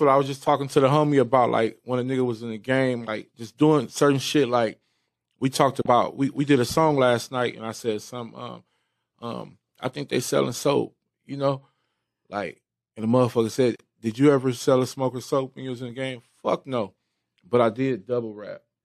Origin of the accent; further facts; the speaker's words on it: Bellflower, California, United States; areas in, in Bellflower, California. Like that's where I come from